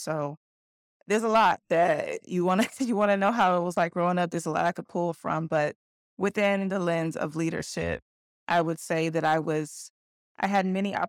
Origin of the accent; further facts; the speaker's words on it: Covington, Georgia, United States; I grew up in Covington, Georgia. I was a military kid, so I bounced around to a few places in the South, but Georgia's where we landed.